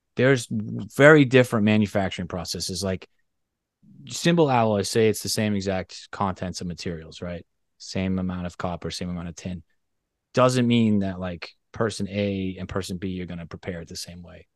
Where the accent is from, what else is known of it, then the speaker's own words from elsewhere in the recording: Boston, Massachusetts, United States; I grew up in Boston, very close to Zildjian.